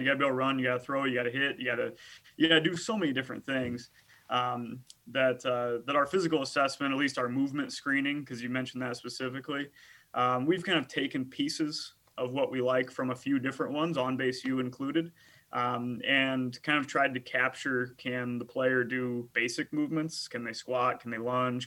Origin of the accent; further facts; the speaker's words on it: United States; I played four years at Augustana College in my hometown